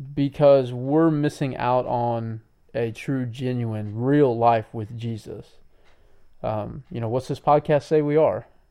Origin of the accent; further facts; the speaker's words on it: United States; us as American people today